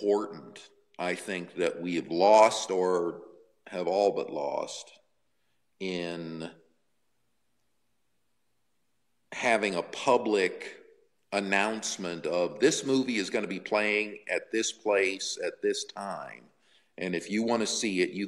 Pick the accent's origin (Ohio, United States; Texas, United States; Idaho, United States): Ohio, United States; Cleveland; I grew up in the Cleveland radio market